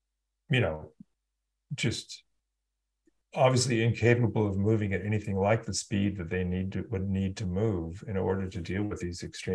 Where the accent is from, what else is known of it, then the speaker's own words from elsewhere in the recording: California, United States; I grew up in California